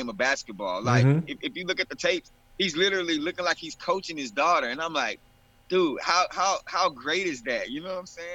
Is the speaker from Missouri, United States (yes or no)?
no; Arkansas, United States; moved away; I'm from Arkansas originally